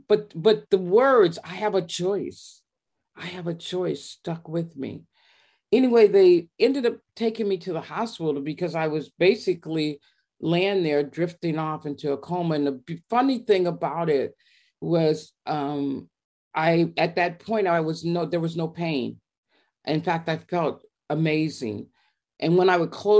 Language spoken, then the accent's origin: English; Monrovia, California, United States; also born or lived in Long Beach, California; I was raised in Monrovia, which is a little town